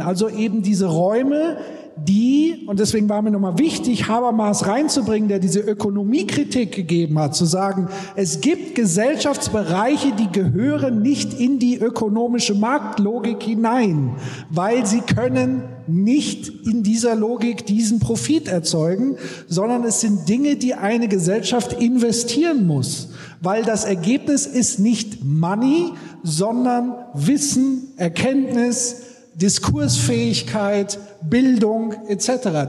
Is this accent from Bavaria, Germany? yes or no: yes; Würzburg, Bavaria, Germany; bei uns in Würzburg